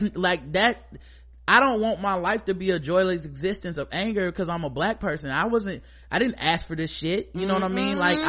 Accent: United States; I'm complicit to things because I'm a man. I'm complicit to things because I'm American.

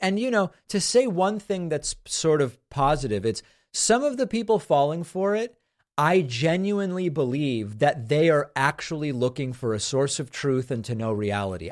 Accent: Massachusetts, United States; When I was growing up in Massachusetts

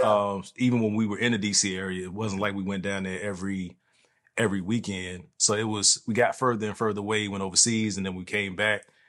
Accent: East Coast, United States; moved away; the East Coast where I'm from

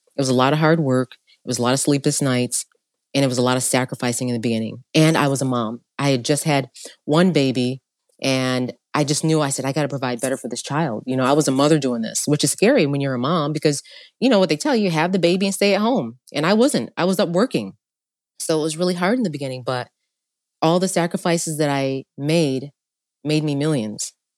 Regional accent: upstate New York, United States; also born or lived in Long Island, New York; I was born in Long Island, but then my parents split. Long story short, my mom's single mother, having to raise four kids in upstate New York

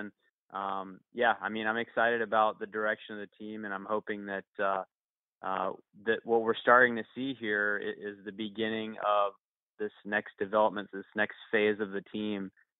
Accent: New Orleans, Louisiana, United States; now in Virginia, United States; I live in Virginia now. I'm from New Orleans originally

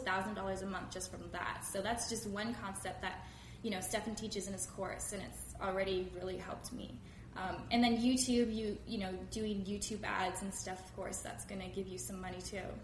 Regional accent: Langley, British Columbia, Canada; I'm from Langley, BC. I live in Canada.

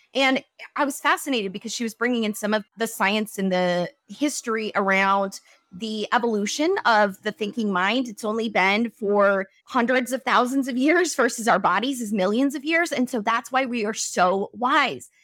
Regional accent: Wyoming, United States; moved away; I come from Wyoming, so I know that part of the world

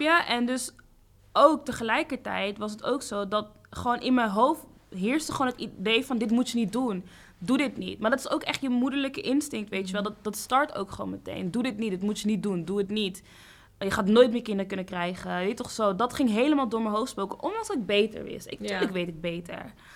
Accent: Amsterdam, North Holland, Netherlands; ik kom ook hier uit Zuidoost

